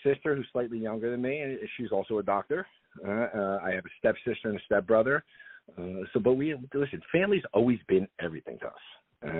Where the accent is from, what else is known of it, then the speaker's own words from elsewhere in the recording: New Jersey, United States; I was born in New Jersey. I've always been a Jersey boy. Always grew up in a Jersey household. I'm your typical, whether good or bad, your typical Guido New Jersey man.